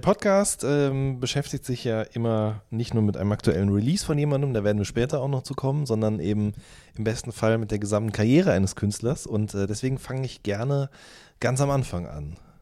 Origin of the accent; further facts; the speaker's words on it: Wuppertal area, North Rhine-Westphalia, Germany; ich komme ja auch aus der Ecke dort